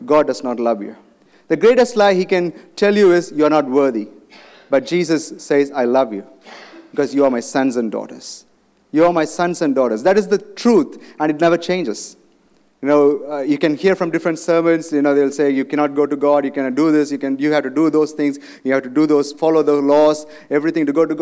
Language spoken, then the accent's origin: English; India; moved away; I come from India.